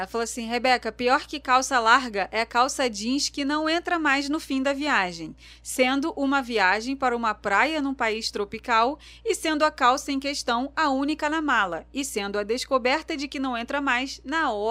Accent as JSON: {"language": "Portuguese", "region": "Minas Gerais", "country": "Brazil", "said": "E como uma boa mineira"}